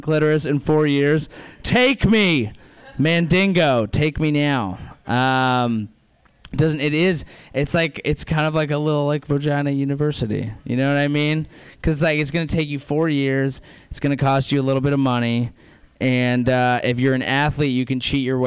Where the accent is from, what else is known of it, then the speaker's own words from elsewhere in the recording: South Bay, California, United States; Grew up here. South Bay